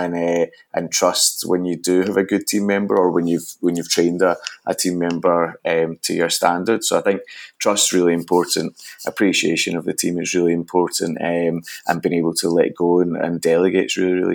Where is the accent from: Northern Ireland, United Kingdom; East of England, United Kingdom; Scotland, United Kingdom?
Scotland, United Kingdom; Glasgow; I grew up in Glasgow, Scotland.